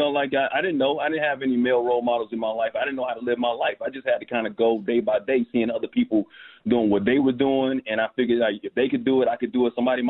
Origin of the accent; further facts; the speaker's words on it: Alabama, United States; also born or lived in Bronx; Yeah, I was born in the Bronx. I'm always going to be a New York dude, but Alabama is where my roots are. You know, that's where my formative years of my life.